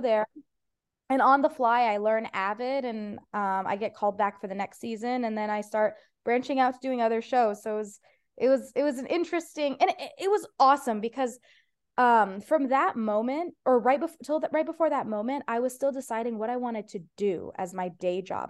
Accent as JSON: {"language": "English", "region": "Ohio", "country": "United States", "tie": "born or raised there", "first_language": "Persian", "second_language": "English", "moved": "yes", "lives_now": "Los Angeles, United States", "said": "It was actually my first language, like, even though I was born in Ohio"}